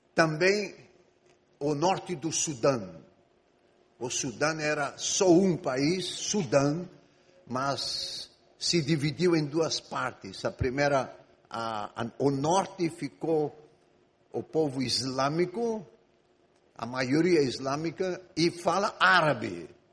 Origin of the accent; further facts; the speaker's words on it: Egypt; moved away as an adult; Eu sou grego, mas eu nasci e vivi no Egito 18 anos